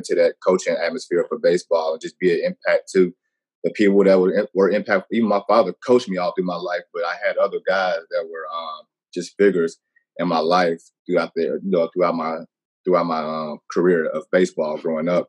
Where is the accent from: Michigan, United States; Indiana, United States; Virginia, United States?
Indiana, United States; Gary; Growing up in the Gary area, man, you know, I played baseball